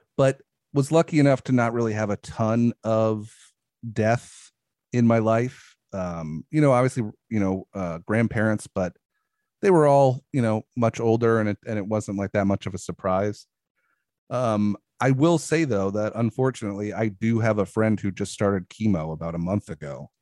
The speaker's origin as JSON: {"language": "English", "region": "New York", "country": "United States", "also_born_or_lived": "Brooklyn", "moved": "yes", "said": "I'm originally from New York. I lived in Brooklyn for a while"}